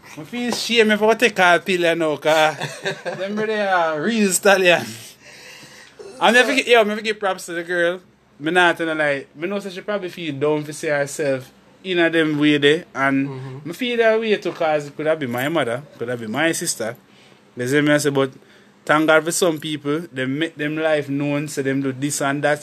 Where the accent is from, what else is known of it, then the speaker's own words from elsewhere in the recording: Jamaica; I'm a Jamaican